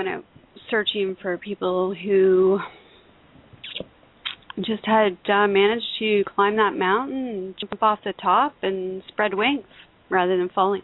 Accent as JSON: {"language": "English", "country": "Canada", "said": "I'm a Canadian author."}